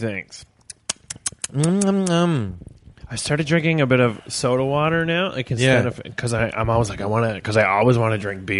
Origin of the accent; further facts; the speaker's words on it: Gander, Newfoundland and Labrador, Canada; I'm actually born and raised in Gander.